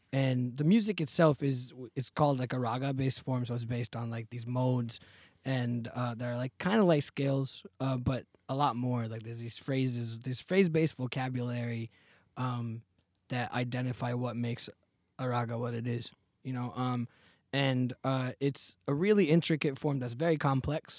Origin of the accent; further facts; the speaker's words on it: Fremont, California, United States; also born or lived in Chennai, India; grew up in Fremont, California